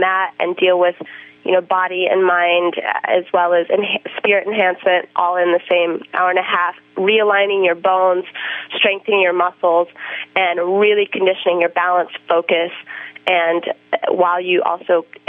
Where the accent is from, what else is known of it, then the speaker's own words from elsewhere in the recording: Boulder, Colorado, United States; also born or lived in Hawaii; I grew up in Boulder and Hawaii where I had like the perfect wave and the warm water.